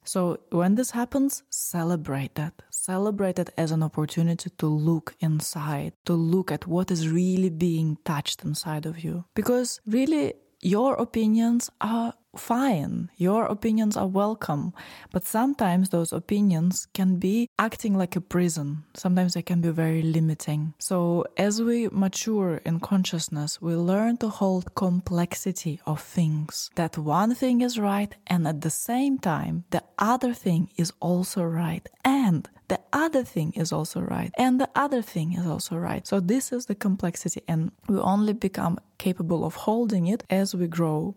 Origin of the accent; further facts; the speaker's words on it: Moscow, Russia; So, I was born in Russia, in Moscow. I lived all my life, most of my life, in the city